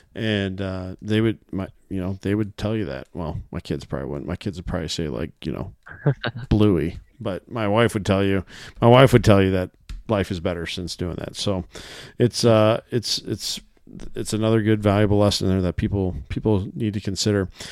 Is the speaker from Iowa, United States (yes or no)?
yes; Iowa, United States; I'm a resident here. I was born in Iowa